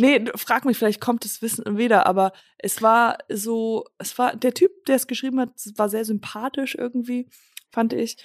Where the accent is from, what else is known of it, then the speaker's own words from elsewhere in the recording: Germany; accent: German; moved away; also born or lived in Los Angeles, United States; dass ich Deutsche bin